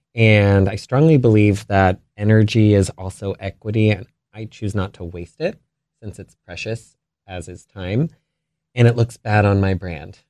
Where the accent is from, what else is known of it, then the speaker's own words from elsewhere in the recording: Potomac, Maryland, United States; grew up in Potomac, Maryland